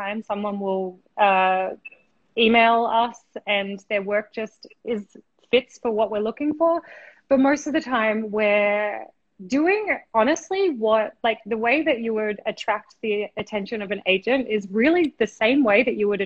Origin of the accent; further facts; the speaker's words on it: Australia; also born or lived in Brooklyn, New York; now in New York, United States; I'm originally from Australia, but I live in New York. I'm chatting to you from Brooklyn right now.